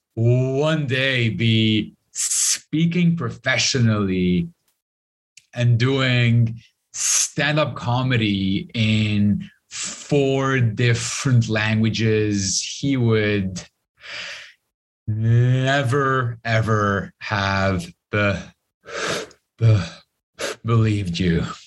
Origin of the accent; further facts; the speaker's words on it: Lebanon; Growing up in Lebanon